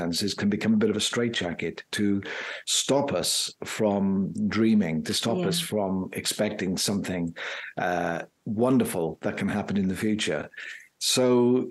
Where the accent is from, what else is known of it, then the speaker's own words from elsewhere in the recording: South Wales, United Kingdom; moved away; also born or lived in Plymouth; Growing up in South Wales, in a very, I would say, religious community